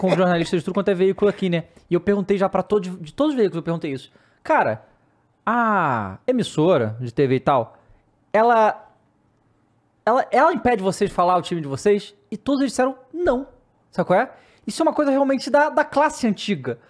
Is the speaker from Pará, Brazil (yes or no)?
no; Rio de Janeiro, Brazil; moved away as an adult; now in São Paulo, Brazil; eu como carioca